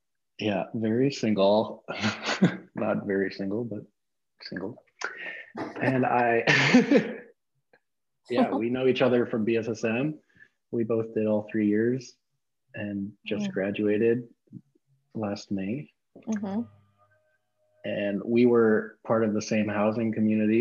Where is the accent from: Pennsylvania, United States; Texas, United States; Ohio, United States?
Texas, United States; Austin; now in Redding, United States; I am from Austin, Texas, but I am living in Redding, California right now